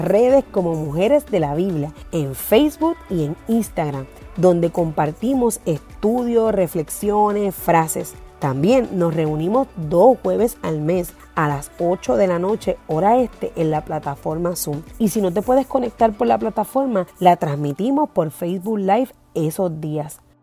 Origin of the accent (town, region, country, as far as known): Puerto Rico